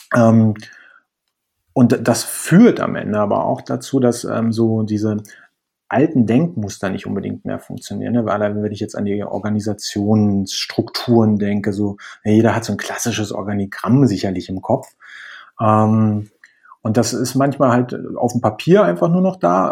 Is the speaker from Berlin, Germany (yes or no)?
yes; Berlin, Germany; moved away as an adult; now in Spain; ich komme ursprünglich aus Berlin, ähm, bin ähm, aber vor anderthalb Jahren nach Spanien gezogen